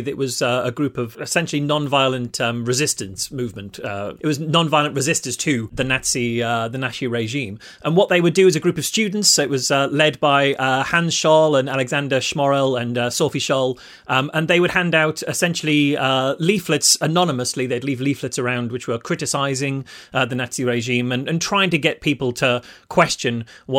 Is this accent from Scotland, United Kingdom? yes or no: no; North East England, United Kingdom; moved away as an adult; now in Liverpool, United Kingdom; I've lived in Liverpool for 20 years, but I was originally from the Northeast